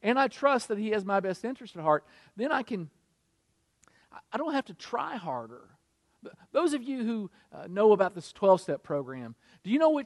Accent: Kentucky, United States; also born or lived in Michigan; now in South Carolina, United States; I was from Kentucky. I lived in Michigan.

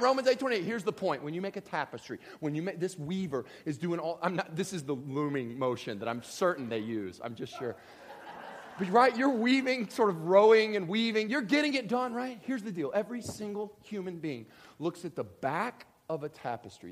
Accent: Kentucky, United States; I grew up in Kentucky

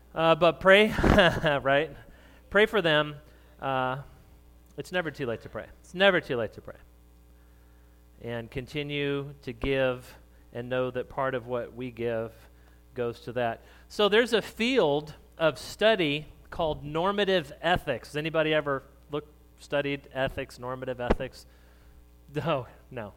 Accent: New Mexico, United States; moved away; I grew up in New Mexico

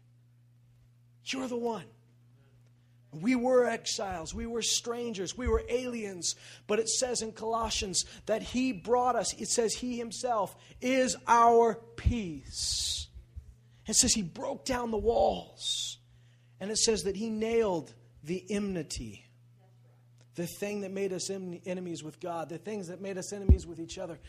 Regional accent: Canada; we're Canadian

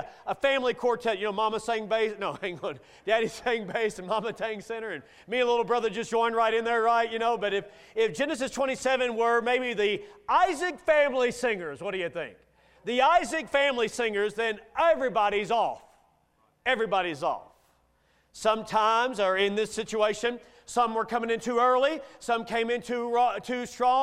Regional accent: Bowling Green, Kentucky, United States; my hometown of Bowling Green, Kentucky

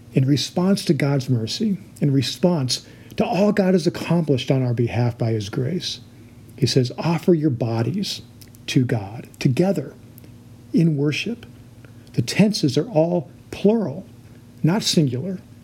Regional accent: United States; we as American Christians

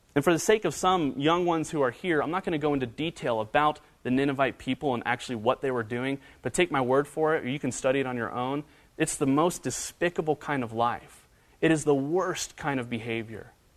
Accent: Northern Kentucky, United States; I grew up in Northern Kentucky, went to high school in Northern Kentucky

